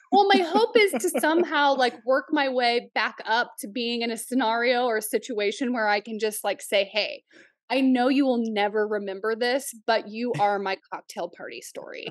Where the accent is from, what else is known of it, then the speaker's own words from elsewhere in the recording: Oklahoma, United States; also born or lived in Nebraska / Canada; now in upstate New York, United States; we grew up in Oklahoma